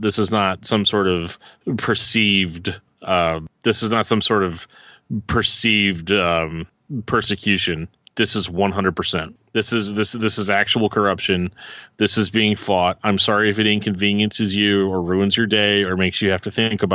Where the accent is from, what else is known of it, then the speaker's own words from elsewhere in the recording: St. Louis, Missouri, United States; I'm from St. Louis